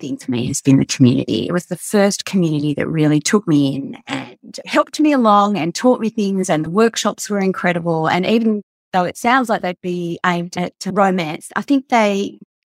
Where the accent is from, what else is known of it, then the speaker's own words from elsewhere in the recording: Sydney, New South Wales, Australia; I'm from Sydney